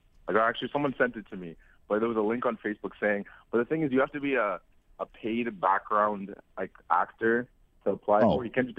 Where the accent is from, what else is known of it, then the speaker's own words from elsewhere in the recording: Ottawa, Ontario, Canada; moved away as an adult; now in Toronto, Canada; I'm from Ottawa, but like I live in Toronto for school.